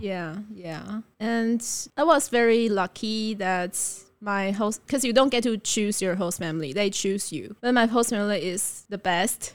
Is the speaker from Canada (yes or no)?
no; Taipei, Taiwan; also born or lived in Delta, Colorado / Beijing; I was born and raised in Taipei